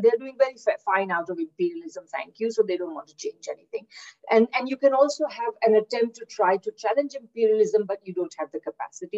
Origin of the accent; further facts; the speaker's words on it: India; moved away as an adult; also born or lived in Kingston, Ontario, Canada / Victoria, Canada; now in Manitoba, Canada; I'm originally from India, where I did my undergraduate